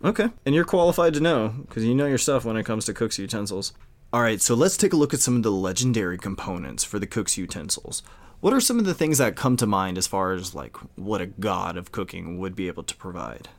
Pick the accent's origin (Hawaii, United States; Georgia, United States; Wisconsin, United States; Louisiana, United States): Louisiana, United States; Cajun; we're Cajun